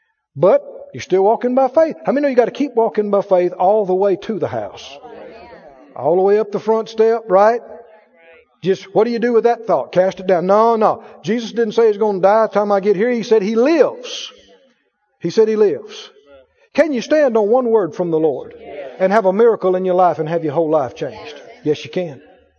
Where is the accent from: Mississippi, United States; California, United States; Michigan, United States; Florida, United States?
Mississippi, United States; I know Arkansas people will understand that. I'm from Mississippi.